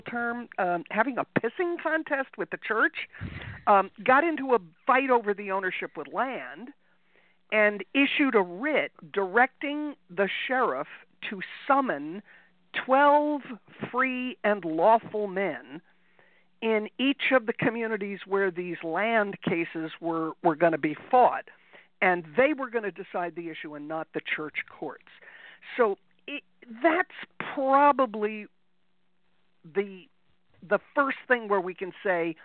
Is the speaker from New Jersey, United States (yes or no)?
yes; New Jersey, United States; also born or lived in Colorado / Netherlands; I grew up here in New Jersey